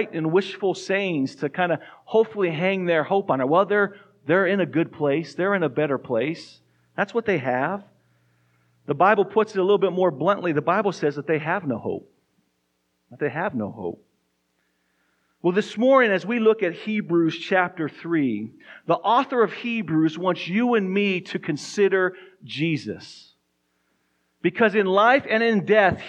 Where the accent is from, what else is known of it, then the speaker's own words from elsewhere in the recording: Tucson, Arizona, United States; moved away as an adult; also born or lived in New Mexico; now in Fort Collins, United States; We grew up in Tucson, Arizona